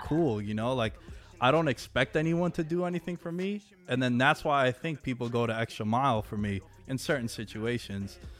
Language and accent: English; New York, United States; I'm from New York